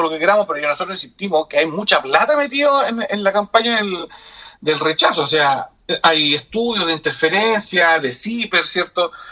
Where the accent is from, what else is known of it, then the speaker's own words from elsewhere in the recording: La Ligua, Valparaíso, Chile; yo soy de la Ligua.